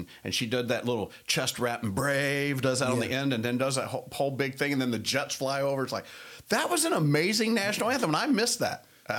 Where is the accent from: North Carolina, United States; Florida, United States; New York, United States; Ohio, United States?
North Carolina, United States; Charlotte; I'm a big Carolina Panthers fan. I'm from Charlotte, and that's my hometown.